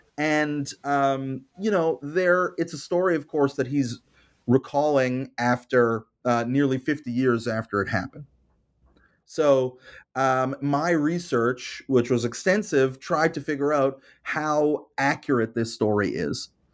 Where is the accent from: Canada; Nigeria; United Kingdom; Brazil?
Canada; And of course, it's not just the American context. I'm Canadian. It's the Canadian context.